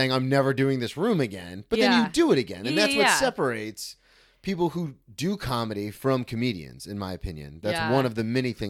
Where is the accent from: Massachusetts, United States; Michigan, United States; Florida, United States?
Florida, United States; Daytona Beach; I grew up in Daytona. I know exactly what you mean.